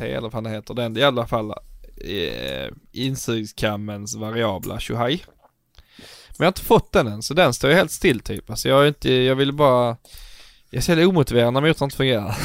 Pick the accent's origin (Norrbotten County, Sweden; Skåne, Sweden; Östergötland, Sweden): Skåne, Sweden; Scanians; vi är förvirrade skåningar